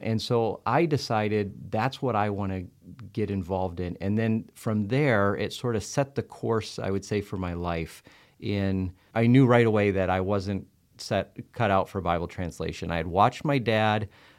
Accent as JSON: {"language": "English", "country": "Liberia", "tie": "born or raised there", "said": "After living, growing up in Liberia, you know, all the way through, well, junior high and high school, I say sort of, because I went to boarding school"}